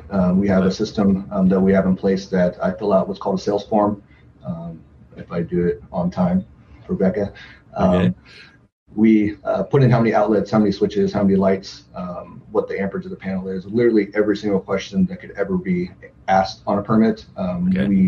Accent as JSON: {"language": "English", "town": "Tacoma", "region": "Washington", "country": "United States", "tie": "born or raised there", "lives_now": "Everett, United States", "said": "So I recently moved up to Everett from Tacoma. Um, I lived in Tacoma my, my whole life"}